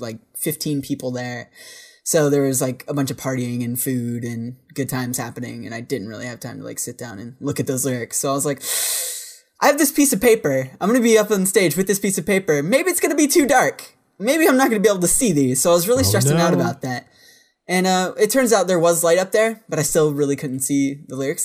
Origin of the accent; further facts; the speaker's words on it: Virginia, United States; I'm a dude from Virginia